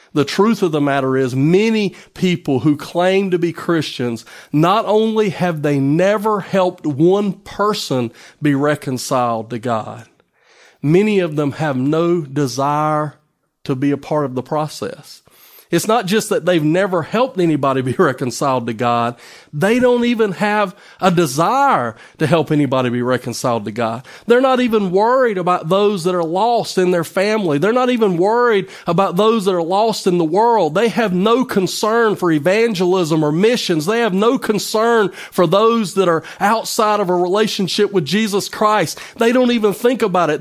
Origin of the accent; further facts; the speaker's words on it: United States; I'm no longer just an American citizen